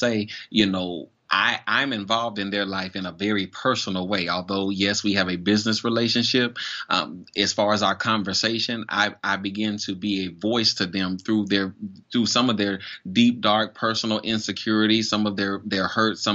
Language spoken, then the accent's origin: English; Florida, United States; moved away as an adult; now in Charleston, United States; I'm originally from Florida, and I moved to Charleston in September of 2012.